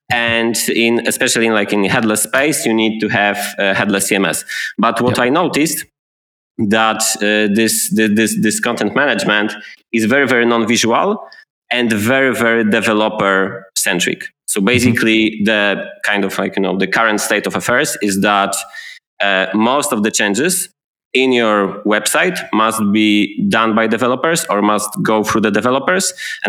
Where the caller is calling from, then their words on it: Gdańsk, Pomeranian Voivodeship, Poland; English is a second language; And I'm talking today from Gdańsk. It's a city by the Baltic Sea in the northern part of Poland.